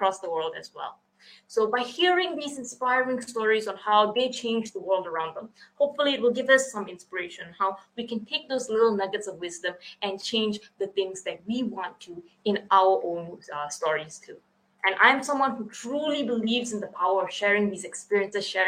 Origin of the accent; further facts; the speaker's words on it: Kluang, Johor, Malaysia; we share the same hometown. We are both from Kuang, Malaysia